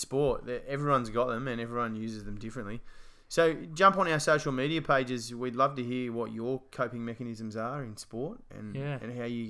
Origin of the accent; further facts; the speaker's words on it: Australia; obviously being Australian, and we know his family